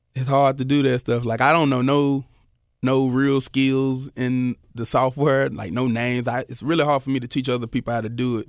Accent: Memphis, Tennessee, United States; I'm from North Memphis, you know, Valentine Evergreen.

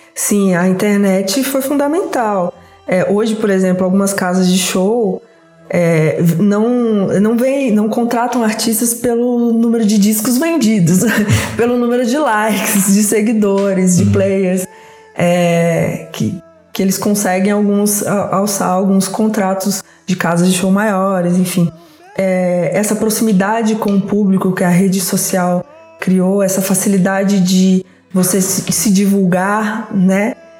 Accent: Resende Costa, Minas Gerais, Brazil; na cidade onde eu nasci, no interior de Minas Gerais, chama Resende Costa

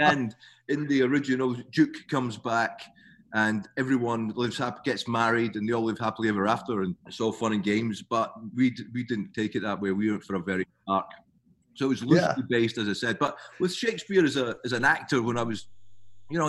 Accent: Scotland, United Kingdom; moved away as an adult; now in Melbourne, Australia; I'm obviously Scottish

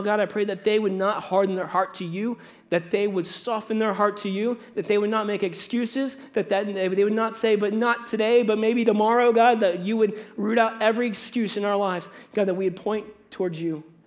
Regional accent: United States; moved away as an adult; also born or lived in Virginia; now in Canada; I'm an American

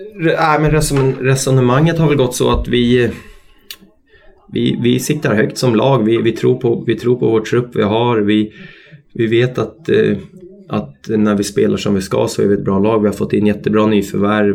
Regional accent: Stockholm, Stockholm County, Sweden; also born or lived in Austria / Italy; now in Örebro, Sweden; familjen hemma i Stockholm

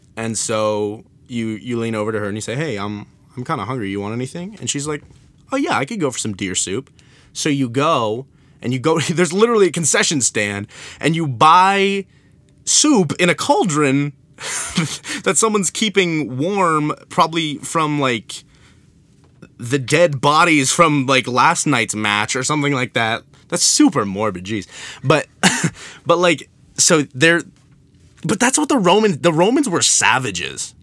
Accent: New England, United States; I'm from New England

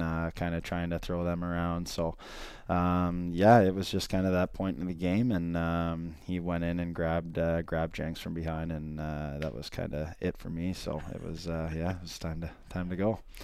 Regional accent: Ontario, Canada; I'm from Ontario

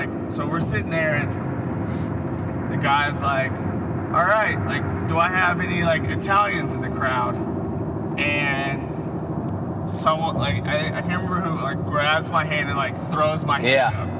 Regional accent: Oklahoma, United States; where are you from? I was like, Oklahoma.

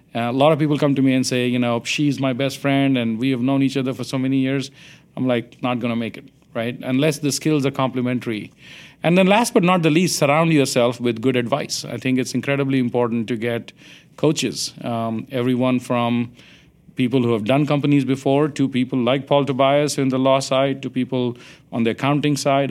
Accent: India; now in United States; I grew up in India

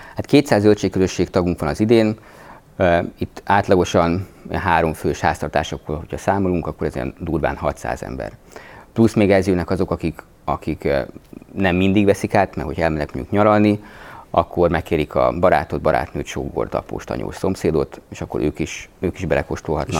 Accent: Budapest, Hungary; moved away as an adult; also born or lived in Gödöllő; én Budapesten a nyolcadik kerületben nőttem föl

